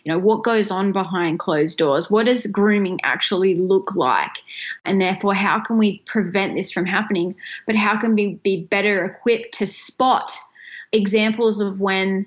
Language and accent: English; Tasmania, Australia; the University of Tasmania, which is the only university in my home state